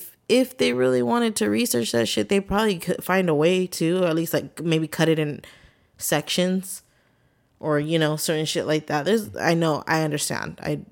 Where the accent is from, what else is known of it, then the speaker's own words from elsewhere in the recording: North Carolina, United States; I don't know nothing about no sets. I'm from North Carolina.